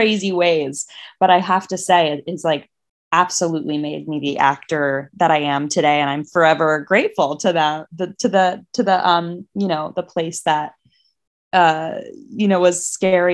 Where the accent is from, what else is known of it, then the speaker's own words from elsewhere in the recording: Margate City, New Jersey, United States; I was born in Margate, New Jersey, which is by the beach. We were about five blocks from the beach, so I was kind of a water kid.